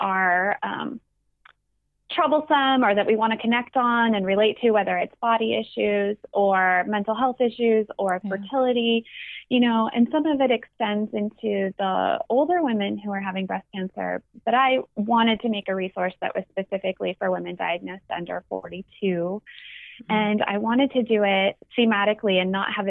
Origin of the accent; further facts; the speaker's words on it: near Santa Cruz, California, United States; now in Santa Cruz, United States; I grew up about only maybe 15 miles actually from Santa Cruz.